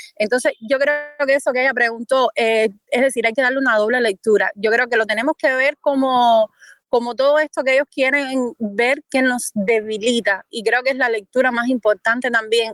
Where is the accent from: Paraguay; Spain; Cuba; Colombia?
Cuba; como cubanos